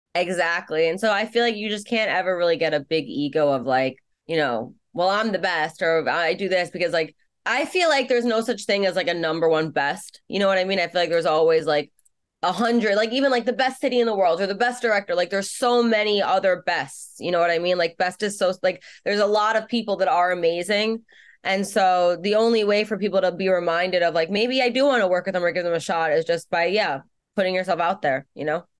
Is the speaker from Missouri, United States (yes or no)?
no; New York City, New York, United States; I grew up in Brooklyn and growing up in Brooklyn